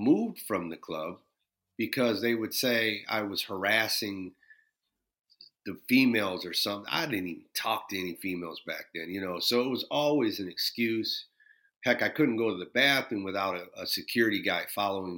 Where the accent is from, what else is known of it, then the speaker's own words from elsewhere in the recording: Minneapolis, Minnesota, United States; growing up in Minneapolis, it was very, very segregated